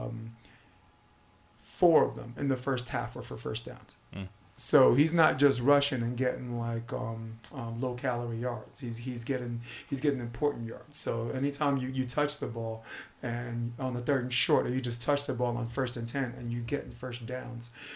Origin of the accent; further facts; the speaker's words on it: New York, United States; as a New Yorker